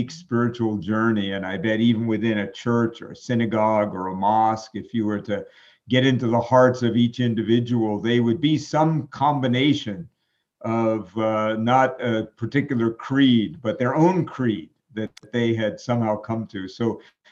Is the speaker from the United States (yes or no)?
yes; New York City, New York, United States; I grew up in New York City